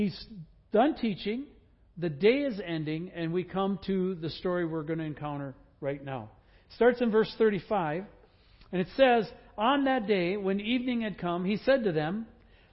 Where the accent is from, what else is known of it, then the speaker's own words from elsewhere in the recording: Wisconsin, United States; I grew up in Wisconsin